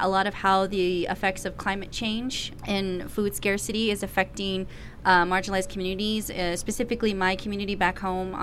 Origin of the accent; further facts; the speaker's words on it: United States; now in Albuquerque, United States; I am originally from the Navajo Nation, was born and raised there on my mother's land, and now reside here in occupied Tewa land, also known as Albuquerque, New Mexico.